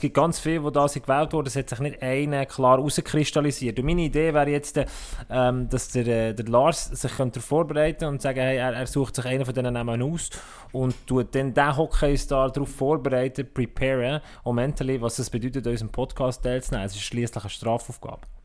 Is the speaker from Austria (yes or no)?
no; Switzerland; wir Schweizer